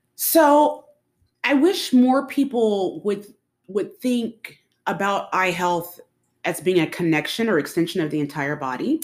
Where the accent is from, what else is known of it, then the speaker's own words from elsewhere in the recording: Dallas, Texas, United States; I was born in Dallas, um, went to school, came back to the Dallas area